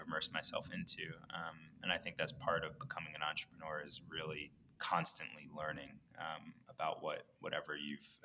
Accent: New York area, United States; I grew up in the New York area. Live in Brooklyn and Park Slope

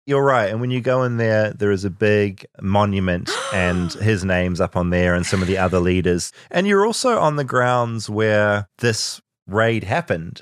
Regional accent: New Zealand; now in United States; I'm from New Zealand

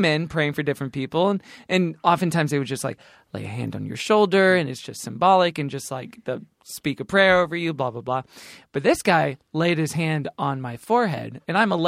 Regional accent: Texas, United States; I grew up in Texas

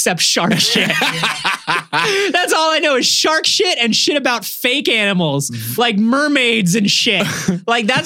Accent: Florida, United States; I come from Florida

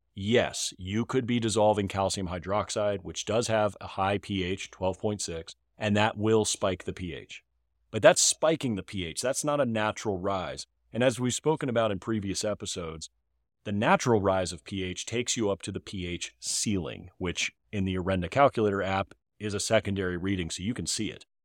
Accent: Northern Virginia, United States; I'm from Northern Virginia

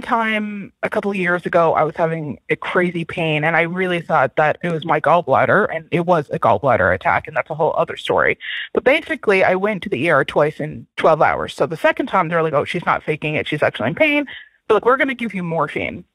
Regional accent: Newfoundland and Labrador, Canada; now in Vancouver, Canada; I live in Vancouver, Canada, but I am from Newfoundland, Canada.

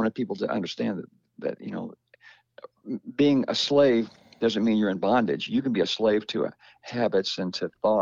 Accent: Kentucky, United States; my hometown in Kentucky

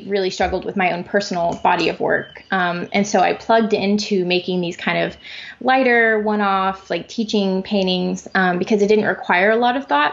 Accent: Springfield, Missouri, United States; in Springfield, Missouri, my hometown

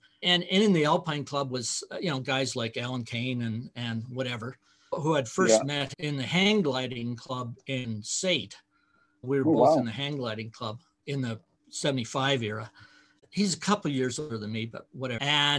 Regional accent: Saskatchewan, Canada; moved away as an adult; now in Calgary, Canada; I grew up in Saskatchewan, so in a farm ranch background.

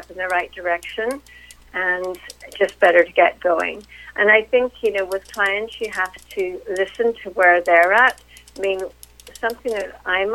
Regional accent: Belfast, Northern Ireland, United Kingdom; moved away as an adult; now in Winchester, United States; But I am originally from Northern Ireland, from Belfast. And that is actually where I grew up and went to college

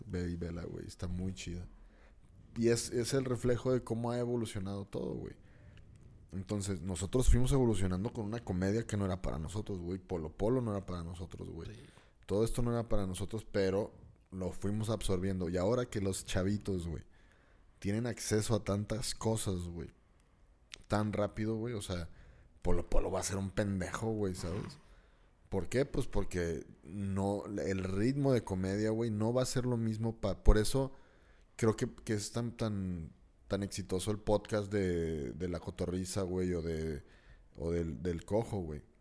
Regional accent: northern Mexico, Mexico; porque al final de cuentas somos mexicanos, güey. Pero viviendo en el norte, tienes un acceso a la cultura gringa mucho más pronto que los del sur, güey.

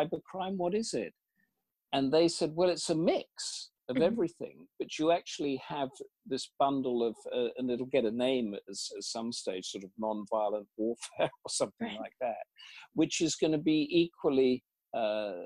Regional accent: England, United Kingdom; being English

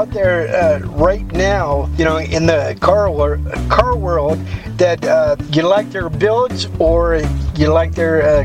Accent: Texas, United States; I'm from Texas, born and raised in Texas.

